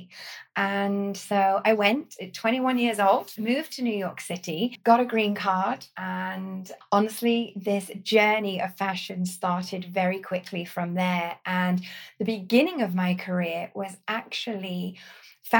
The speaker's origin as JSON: {"language": "English", "town": "Corby", "region": "East Midlands", "country": "United Kingdom", "tie": "born or raised there", "also_born_or_lived": "Sheffield", "moved": "as an adult", "said": "I grew up in the East Midlands that actually, although in the countryside just north of London, is also an extremely industrial town, a place called Corby"}